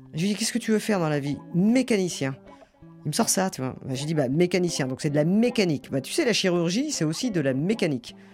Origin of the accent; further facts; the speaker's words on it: Gers, Occitania, France; moved away; je suis du Gers